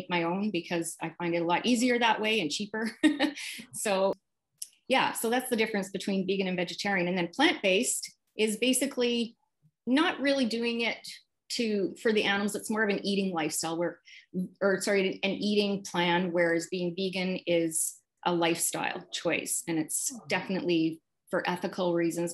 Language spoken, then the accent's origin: English; Regina, Saskatchewan, Canada; now in Vancouver, Canada; I grew up in Regina, Saskatchewan. I'm Canadian, and I currently live in Vancouver, BC.